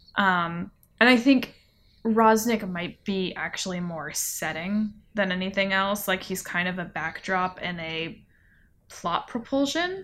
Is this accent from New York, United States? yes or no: no; California, United States; now in Asheville, United States; growing up in California